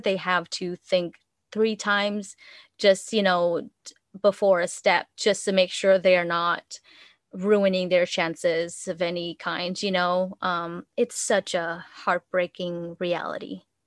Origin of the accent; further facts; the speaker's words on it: Vietnam; English is a second language; moved away as an adult; now in United States; I grew up in Vietnam and I spent, my I spent my first twenty-one years there.